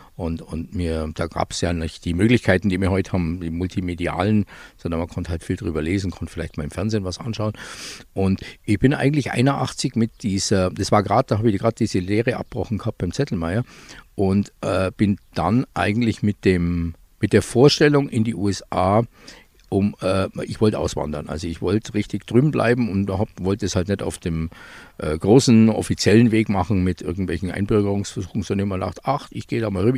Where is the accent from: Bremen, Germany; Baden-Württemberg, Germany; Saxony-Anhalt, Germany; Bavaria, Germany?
Bavaria, Germany; Füssen; also born or lived in Eschach; ich bin äh, aufgewachsen in Füssen